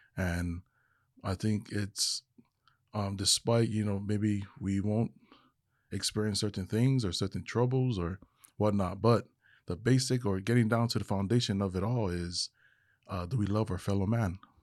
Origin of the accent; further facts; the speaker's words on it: Hawaii, United States; moved away as an adult; now in Texas, United States; I am originally from Hawaii, now living in the, uh, state of Texas